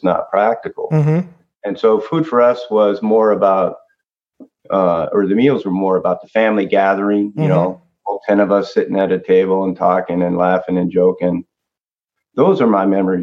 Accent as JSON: {"language": "English", "town": "Mountain View", "region": "California", "country": "United States", "tie": "born or raised there", "said": "I've lived here all my life in what we call the South Bay Area, San Francisco mm-hmm. Bay Area. I was born in Mountain View"}